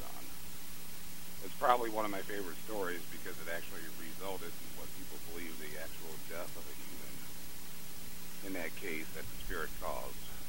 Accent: St. Louis, Missouri, United States; near my hometown of St. Louis, Missouri

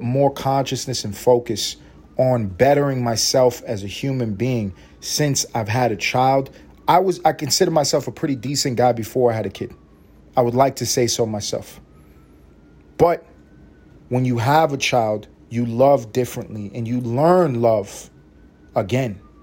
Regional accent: New York City, New York, United States; moved away; I'm from Harlem through and through. I grew up in Washington Projects, East Harlem

